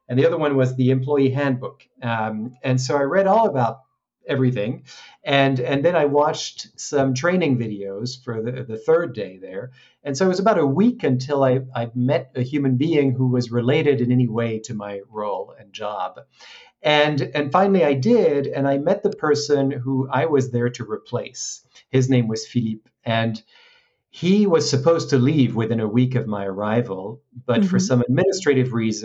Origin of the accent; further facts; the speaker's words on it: France; moved away as an adult; also born or lived in Hong Kong; I grew up in France, so I graduated in Paris